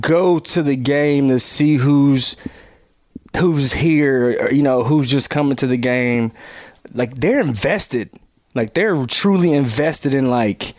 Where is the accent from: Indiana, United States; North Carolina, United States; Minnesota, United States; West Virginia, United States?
North Carolina, United States; moved away; I grew up in North Carolina, so it was WGN, it was the Cubs and the Braves